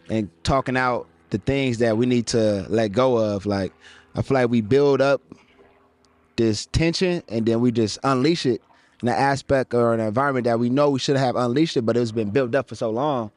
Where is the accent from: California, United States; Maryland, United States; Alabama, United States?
California, United States; Pasadena; also born or lived in San Fernando Valley / Westlake Village / Calabasas; I grew up in Pasadena, and then I transitioned to the Valley area